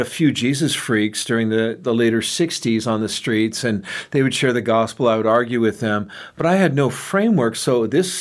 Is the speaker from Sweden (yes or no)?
no; San Francisco, California, United States; I was raised in San Francisco by hippie parents.